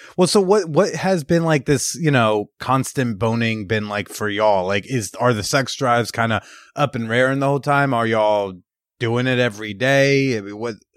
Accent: Bergen County, New Jersey, United States; being from Bergen County, New Jersey

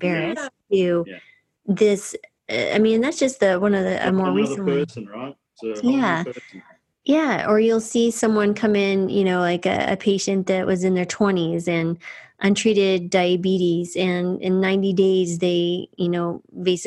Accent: New Mexico, United States; I grew up in New Mexico

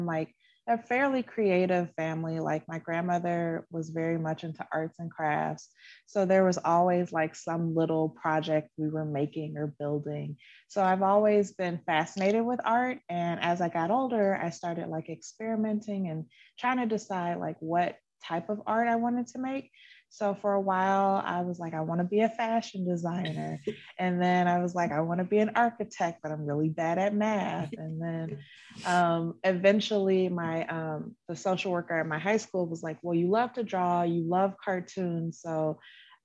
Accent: Chicago, Illinois, United States; now in Burbank, United States; I currently live in Burbank, California, but I'm from Chicago

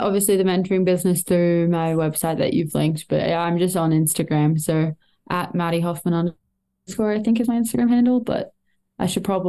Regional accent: Australia; as an Australian in ski racing that you have a lot more hurdles you have to overcome

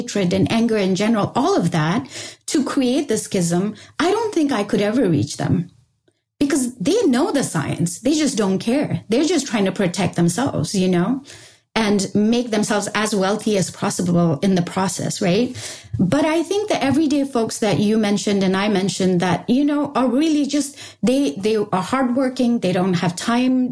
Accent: Sikkim, India; I come from Sikkim. I come from a Bhutia family, which means basically a Tibetan settled in that region family

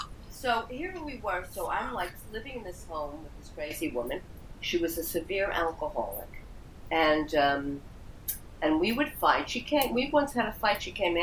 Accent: Edison, New Jersey, United States; also born or lived in Brooklyn, New York; then we moved to Jersey.

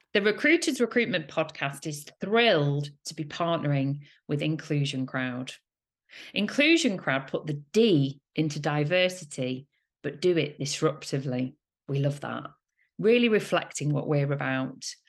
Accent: Manchester, North West England, United Kingdom; my heart and soul is in Manchester. I am a Mancunian, proud Man City fan

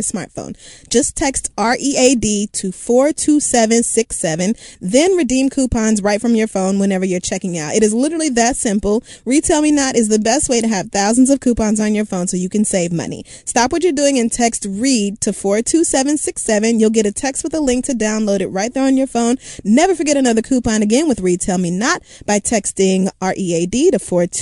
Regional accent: Oklahoma, United States; moved away; I'm from Oklahoma and everything about Oklahoma is so dear to me

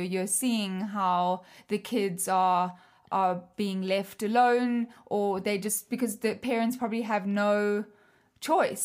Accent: South Africa; moved away; I'm foreign, like, I come from South Africa

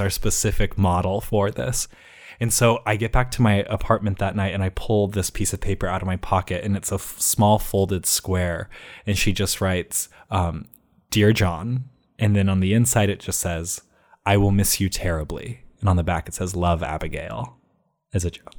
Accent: Ohio, United States; both of my parents actually are from Utah, but I was raised in Ohio

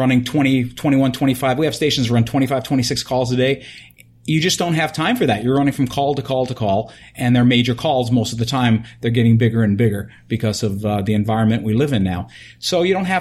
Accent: New York, United States; now in California, United States; I come from New York

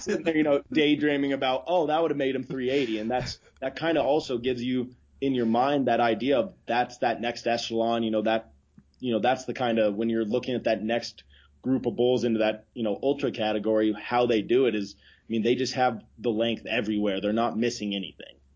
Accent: Idaho, United States; I grew up in Idaho

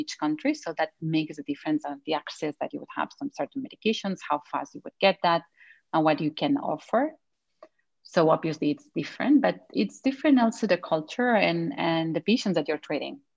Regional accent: Spain; moved away as an adult; also born or lived in United Kingdom; now in Canada; I am from Spain

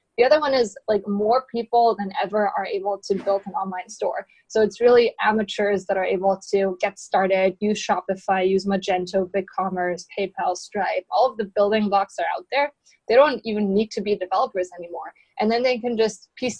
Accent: Germany; moved away as an adult; now in San Francisco, United States; I came to San Francisco roughly 4 or 5 years ago, and I'm originally from Germany.

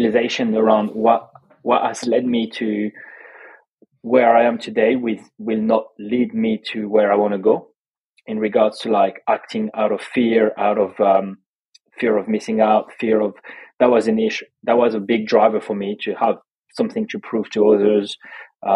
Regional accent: Toulouse, Occitania, France; English is a second language; moved away as an adult; also born or lived in Australia; now in London, United Kingdom; Toulouse. I grew up in Toulouse.

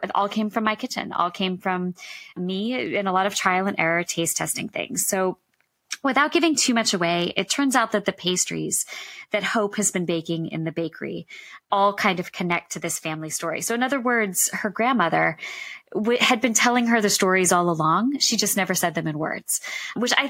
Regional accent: Massachusetts, United States; moved away; I'm originally from Massachusetts

